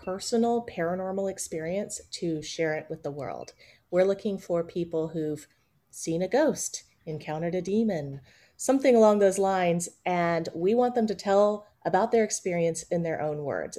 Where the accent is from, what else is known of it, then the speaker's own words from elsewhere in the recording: Kingsport, Tennessee, United States; now in Atlanta, United States; I grew up in East Tennessee.